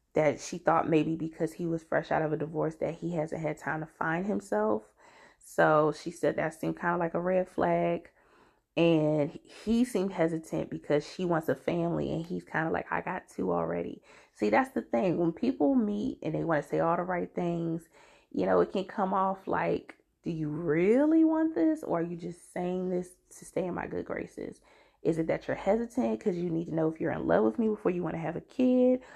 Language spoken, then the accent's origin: English; DMV area, United States; born or raised there